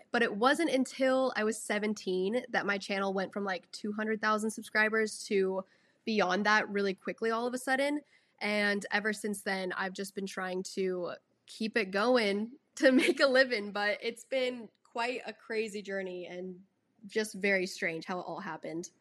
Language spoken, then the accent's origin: English; Austin, Texas, United States; I was born in Austin and then grew up here ever since. I've never moved out of the state, out of the city or anything